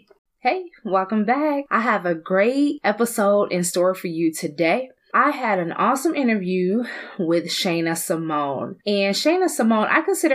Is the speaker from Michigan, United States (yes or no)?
yes; Detroit, Michigan, United States; growing up in Southwest Detroit